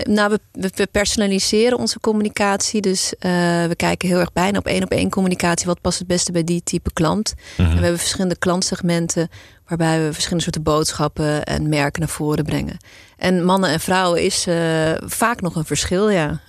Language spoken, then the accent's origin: Dutch; Amstelveen, North Holland, Netherlands; also born or lived in South Africa; geboren ooit in Zuid-Afrika, maar eh, eh, opgegroeid in deze regio. geboren en getogen in Amstelveen.